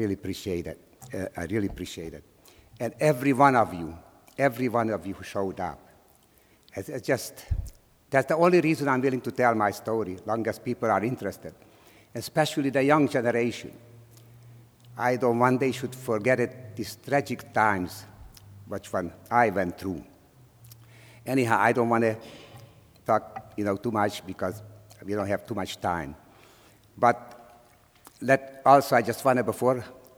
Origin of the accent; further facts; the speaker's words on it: Slovakia; English is a second language; moved away as an adult; now in United States; I was born in Czechoslovakia, in a small town near the Hungarian border. So we were speaking Czech or Slovak, Slovakia now, and also we were speaking Hungarian.